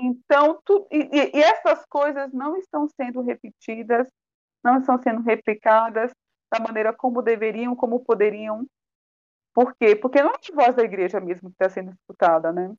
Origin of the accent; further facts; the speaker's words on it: Northeast Region, Brazil; eu sou nordestina